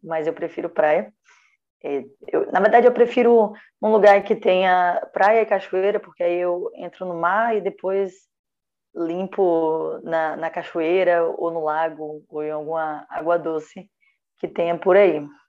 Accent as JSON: {"language": "Portuguese", "town": "Feira de Santana", "region": "Bahia", "country": "Brazil", "tie": "born or raised there", "moved": "yes", "said": "Eu nasci em Feira de Santana, Bahia."}